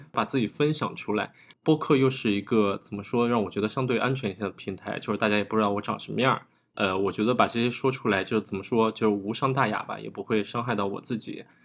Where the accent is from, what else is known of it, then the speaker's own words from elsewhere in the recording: small county town in Hunan, China; moved away as an adult; also born or lived in Beijing; 我是来自湖南小县城的一个考生，我上的是一个北京的二本